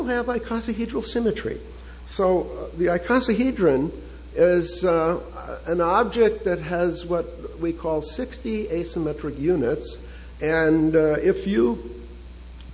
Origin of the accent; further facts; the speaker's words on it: Chicago, Illinois, United States; now in San Diego, United States; So I was raised in Chicago